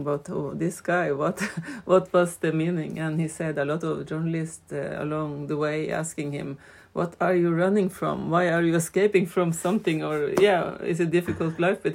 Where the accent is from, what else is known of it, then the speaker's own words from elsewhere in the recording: Vesterålen, Nordland, Norway; But I come from Vesterålen